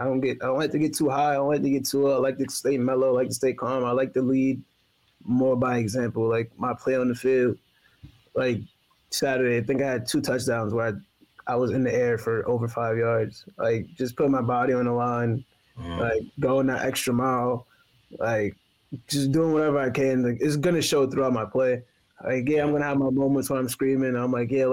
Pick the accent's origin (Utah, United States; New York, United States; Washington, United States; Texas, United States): New York, United States; New York City; moved away; also born or lived in Massachusetts; everybody is real close. Not everybody knows everybody in my neighborhood from Hollis, Queens